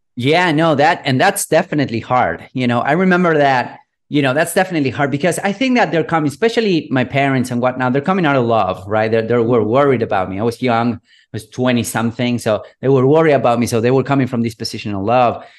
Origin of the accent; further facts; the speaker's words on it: Buenos Aires, Argentina; I'm from Buenos Aires, third world country. I was born and raised here.